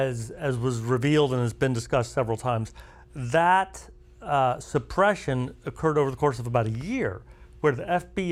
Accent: Kansas, United States; I am from Kansas, but we grow more wheat than corn.

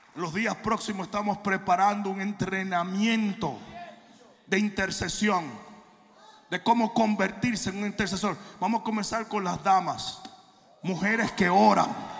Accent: Santo Domingo, Dominican Republic; now in United States; en Santo Domingo uno vivía como un murciélago. Porque los papás vivían apagando. Yo llegué a los Estados Unidos

